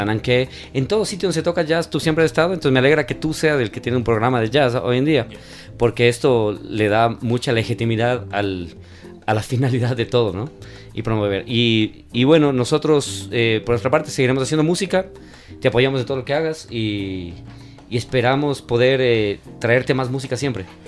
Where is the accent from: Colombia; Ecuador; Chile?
Ecuador; somos todos ecuatorianos